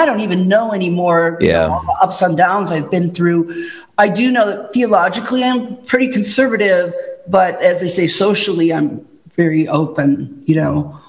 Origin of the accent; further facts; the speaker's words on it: Chicago, Illinois, United States; moved away; I grew up in the Chicago area